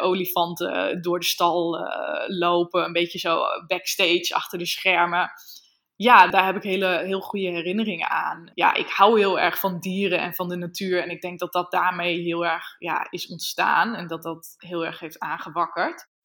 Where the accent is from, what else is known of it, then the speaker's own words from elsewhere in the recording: Emmen, Drenthe, Netherlands; Emmen, dat is de gemeente waar ik ben opgegroeid